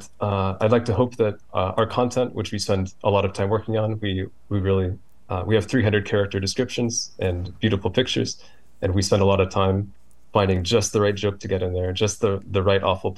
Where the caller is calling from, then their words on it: Virginia, United States; I'm in Northern Virginia, outside D.C.